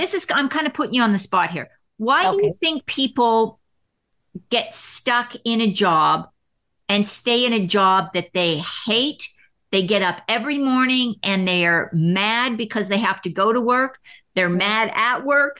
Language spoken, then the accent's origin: English; Canada; now in United States; I'm from Canada, so when I came down here to the United States